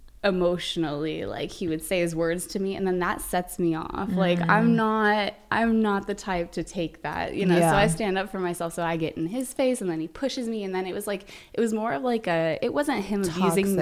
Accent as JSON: {"language": "English", "town": "Vancouver", "region": "Washington", "country": "United States", "tie": "born or raised there", "moved": "as an adult", "lives_now": "Los Angeles, United States", "said": "I grew up in Vancouver, Washington."}